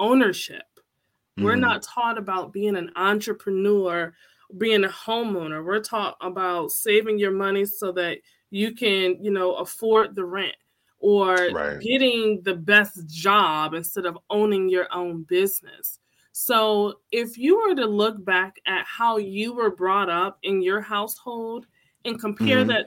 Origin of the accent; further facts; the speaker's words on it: Connecticut, United States; I'm from Connecticut